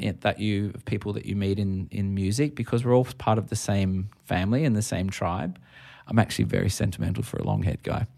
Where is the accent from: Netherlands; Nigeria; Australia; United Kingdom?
Australia; as an Australian